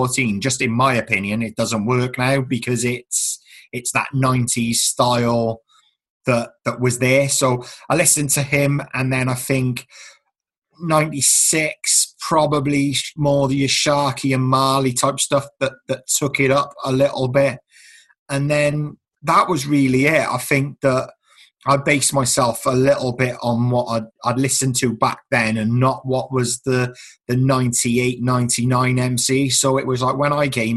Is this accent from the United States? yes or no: no; Newport, United Kingdom; I had probably my own growing up in Newport as well